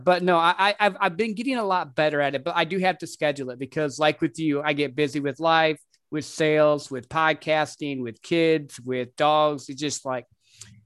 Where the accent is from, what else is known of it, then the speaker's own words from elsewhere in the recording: Midwest, United States; I grew up in the Midwest